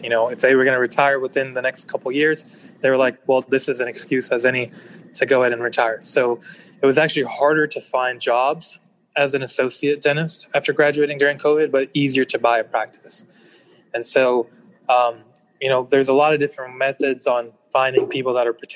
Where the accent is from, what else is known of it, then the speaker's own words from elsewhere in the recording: Texas, United States; also born or lived in Pakistan; I was born in Pakistan, and I moved here when I was three, so essentially raised here in Texas